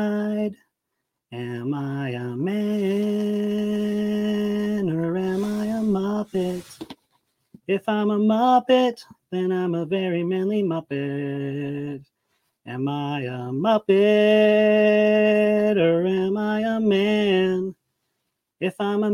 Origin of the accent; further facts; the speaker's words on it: Aurora, Colorado, United States; I'm from Colorado, Aurora, and I'm a nighttime manager